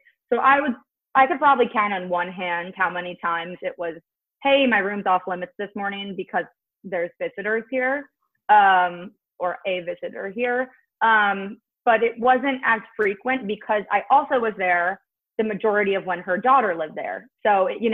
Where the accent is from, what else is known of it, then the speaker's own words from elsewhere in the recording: New Jersey, United States; now in Brooklyn, United States; I'm from Jersey